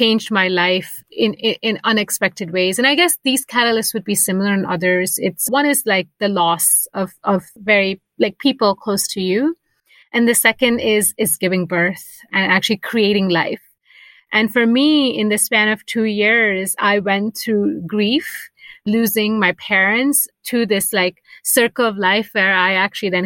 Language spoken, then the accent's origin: English; United States; moved away as an adult; now in Basel, Switzerland; I'm Indian American, but for the last 7 years have been living outside of America.